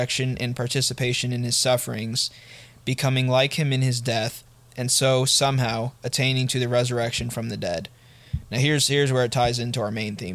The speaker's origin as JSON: {"language": "English", "country": "United States", "said": "We are American"}